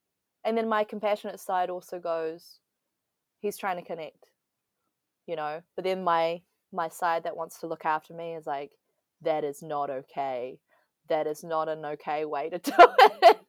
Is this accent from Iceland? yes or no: no; Taiwan; English is a second language; I was like, Taiwan. I'm from Taiwan. He's like, oh, but your English is really good.